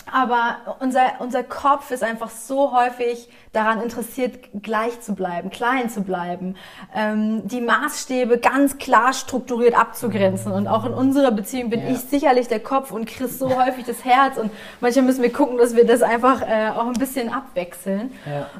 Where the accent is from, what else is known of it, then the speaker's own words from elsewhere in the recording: Essen, North Rhine-Westphalia, Germany; moved away; Ich komme ja aus Essen ursprünglich